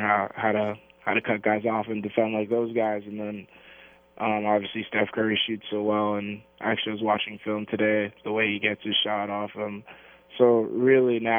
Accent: Canada; being Canadian

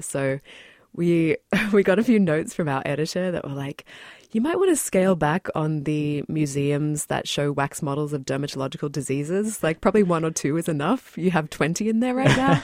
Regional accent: Australia; moved away as an adult; also born or lived in New Zealand; now in New York, United States; I've lived in New York for, mm, seven years, but I was born in New Zealand and then grew up in Australia.

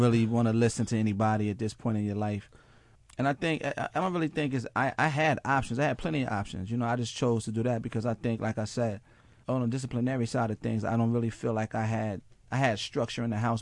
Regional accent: Mount Vernon, New York, United States; from Mount Vernon, New York

